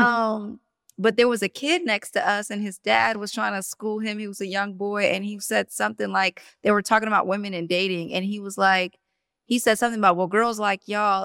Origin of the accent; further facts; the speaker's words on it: New Jersey, United States; moved away as an adult; also born or lived in the South; I'm from Jersey, so I, it's super diverse.